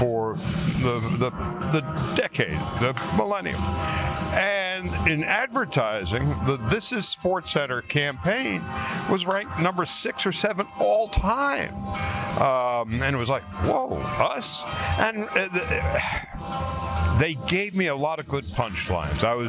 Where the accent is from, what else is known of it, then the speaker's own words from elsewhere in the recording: Long Island, New York, United States; moved away as an adult; also born or lived in Los Angeles; when I was 7 years old, growing up in New York, I was a Brooklyn Dodger fan because every kid in my neighborhood on Long Island loved the Brooklyn Dodgers.